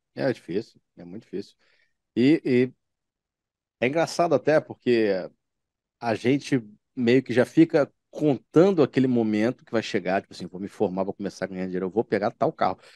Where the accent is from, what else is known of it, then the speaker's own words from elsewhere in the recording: Baixada Fluminense, Rio de Janeiro, Brazil; moved away as an adult; now in Rio de Janeiro, Brazil; quem foi nascido e criado na Baixada Fluminense